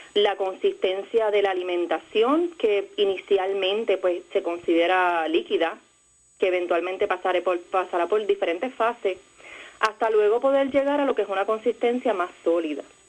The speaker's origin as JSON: {"language": "Spanish", "town": "Peñuelas", "country": "Puerto Rico", "tie": "born or raised there", "said": "yo soy naturalmente de Ponce, en el pueblo de Peñuela"}